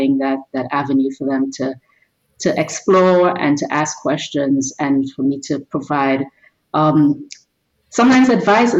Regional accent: Trinidad & Tobago; now in United States; I grew up in Trinidad and Tobago in the Caribbean.

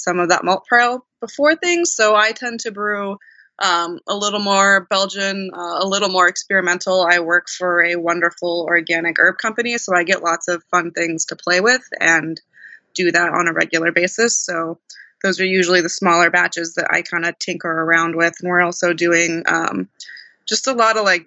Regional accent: Oregon, United States; I grew up in Oregon, so good beverages is just kind of a thing here.

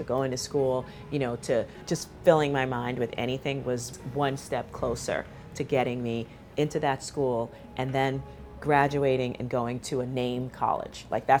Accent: New York City, New York, United States; moved away as an adult; I was planning my escape from the South Bronx when I was 7 years old.

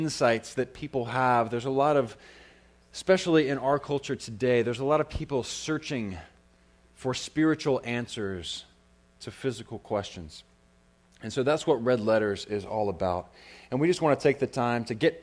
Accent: United States; I'm an American

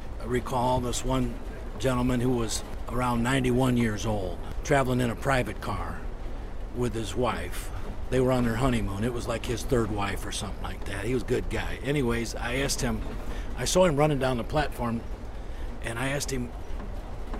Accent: Toledo, Ohio, United States; now in Northwest Indiana, United States; I'm from Toledo, Ohio

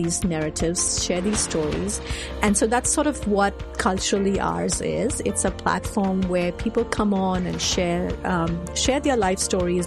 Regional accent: India; moved away as an adult; now in United States; I was an Indian, born and raised in India, now living in the States

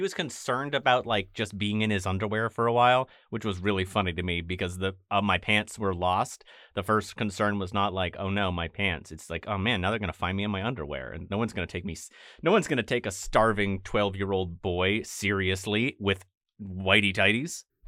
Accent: Maine, United States

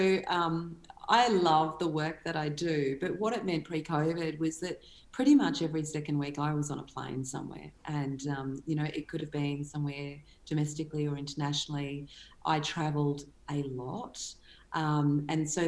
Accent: Cranbourne, Victoria, Australia; also born or lived in Pakenham, Victoria; I grew up on 140 acres in a place, well, in two places, Cranbourne and Pakenham, and both of them are now satellite cities, you know, in two of the biggest growth corridors in Melbourne

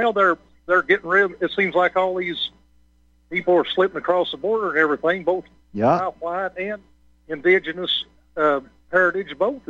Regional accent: Appalachian Mountains of Kentucky, United States; I'm one-fourth Native American or Indian, whatever you want to call it myself. And I'm from the Appalachian Mountains of Kentucky.

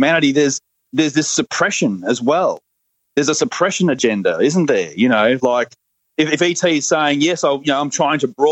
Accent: Australia; accent: Australian; my Australian accent

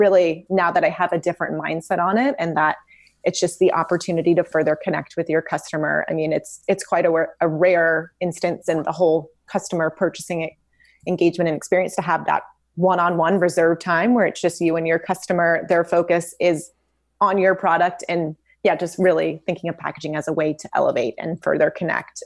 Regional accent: Memphis, Tennessee, United States; moved away as an adult; also born or lived in Los Angeles, California; now in Santa Barbara, United States; I grew up in Memphis, Tennessee

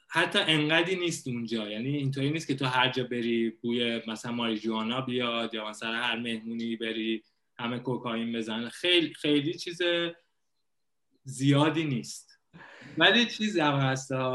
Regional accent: Iran; moved away as an adult; now in Thailand; به عنوان یه ایرانی میای خارج از کشور

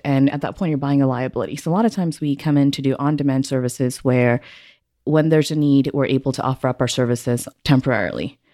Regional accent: Singapore; also born or lived in Houston, Texas; now in Midland, United States; I was born and raised in Singapore

